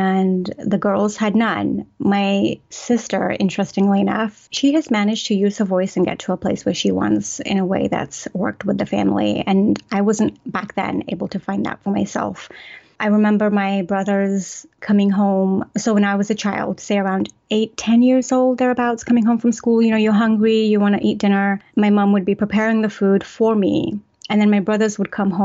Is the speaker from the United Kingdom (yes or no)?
yes; England, United Kingdom; I was raised in the Pakistani culture in England